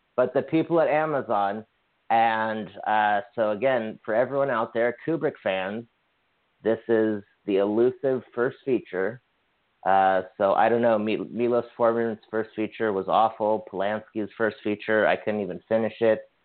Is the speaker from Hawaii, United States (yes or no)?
yes; Hawaii, United States; now in California, United States; I'm from Hawaii